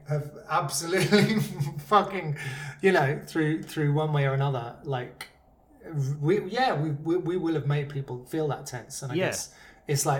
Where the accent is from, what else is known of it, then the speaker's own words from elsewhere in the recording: Surrey, South East England, United Kingdom; I was like, Surrey